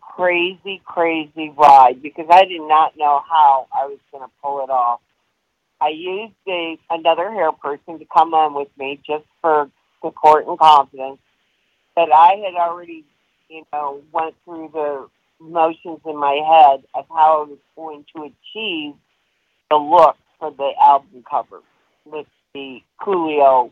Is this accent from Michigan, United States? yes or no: yes; Detroit, Michigan, United States; I grew up in Detroit